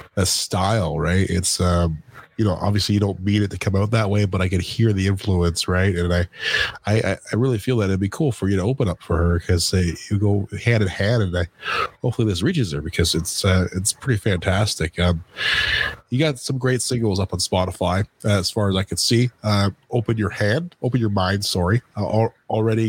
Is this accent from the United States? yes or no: no; Canada